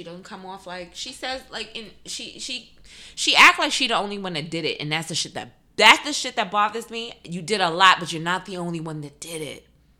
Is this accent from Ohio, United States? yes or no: no; New York, United States; also born or lived in the South; I'm a New Yorker through and through. But I think I lived in the South